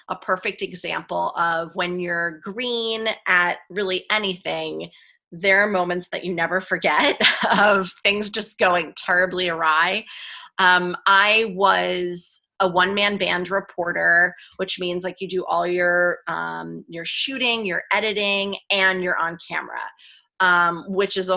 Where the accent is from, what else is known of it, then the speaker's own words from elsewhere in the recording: New Jersey, United States; moved away as an adult; also born or lived in Florida / Philadelphia; we're actually both from New Jersey